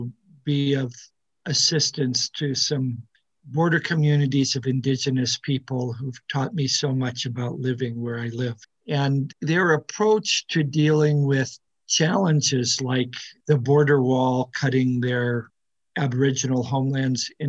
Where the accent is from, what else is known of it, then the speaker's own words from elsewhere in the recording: Midwest, United States; moved away; I grew up in the 1950s in the Midwest